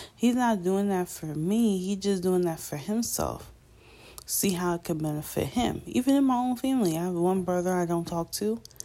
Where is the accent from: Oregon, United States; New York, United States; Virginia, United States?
New York, United States; I'm from New York.